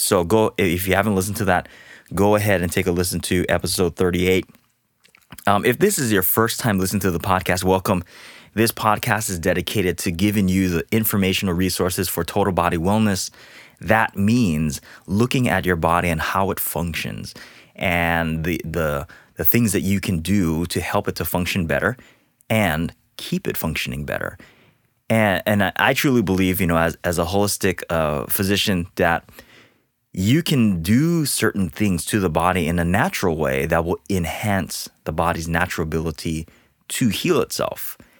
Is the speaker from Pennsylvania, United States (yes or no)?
no; Hawaii, United States; moved away as an adult; also born or lived in Portland, Oregon; now in Southern California, United States; being born and raised in Hawaii